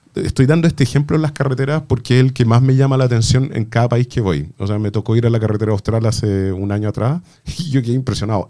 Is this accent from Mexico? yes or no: no; Chile; como chilenos